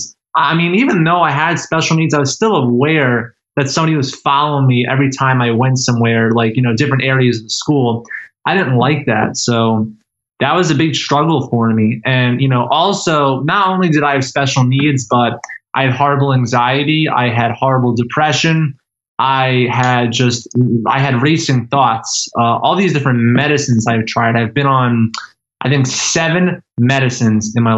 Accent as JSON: {"language": "English", "town": "Philadelphia", "region": "Pennsylvania", "country": "United States", "tie": "born or raised there", "said": "I was born on July 2nd, 1997 in Fox Chase Pavilion in Pennsylvania. This is near Philadelphia."}